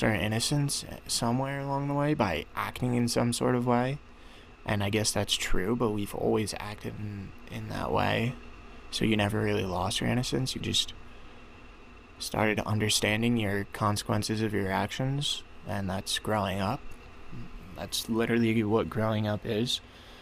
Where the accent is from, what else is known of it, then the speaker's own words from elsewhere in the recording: Glen Rock, New Jersey, United States; I grew up in Glen Rock, New Jersey, one of the safest neighborhoods in probably in the entire country.